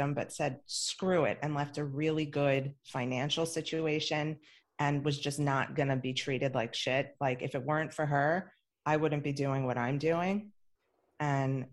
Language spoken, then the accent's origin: English; New York, United States; moved away as an adult; now in Miami, United States; I'm from New York. I only moved to Miami 10 years ago